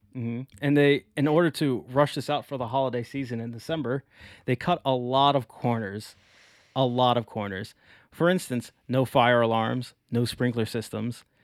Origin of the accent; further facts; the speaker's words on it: Maryland, United States; now in Chicago, United States; I am from Maryland